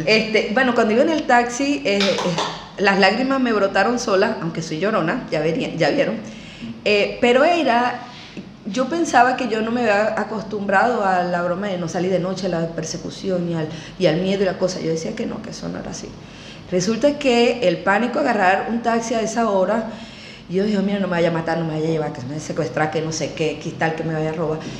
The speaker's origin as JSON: {"language": "Spanish", "town": "Maturín", "region": "Monagas", "country": "Venezuela", "moved": "as an adult", "lives_now": "Argentina", "said": "yo soy inicialmente de Maturín"}